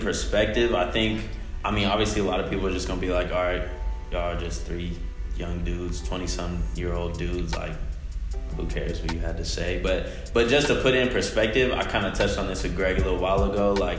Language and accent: English; the Bay Area, California, United States; I'm from the Bay.